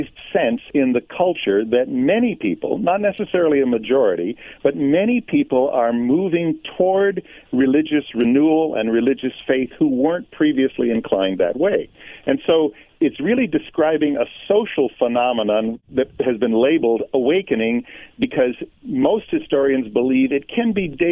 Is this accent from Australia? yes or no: no; New England, United States; ever since I was a teenager, growing up in New England